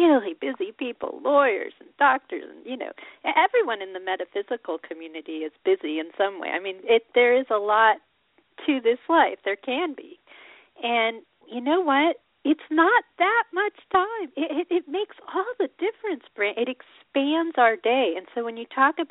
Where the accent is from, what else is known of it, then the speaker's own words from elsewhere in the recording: Colorado, United States; I was this girl growing up in Colorado